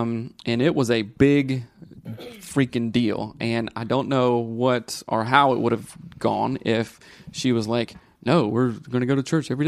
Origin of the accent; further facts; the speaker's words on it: Midwest, United States; I'm from the Midwest and my husband is from India.